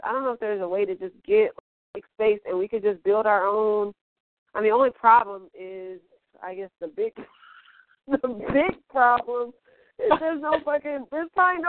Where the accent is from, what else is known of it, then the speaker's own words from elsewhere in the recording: Midwest, United States; I'm from the Midwest, so we used to do these things called lock-ins.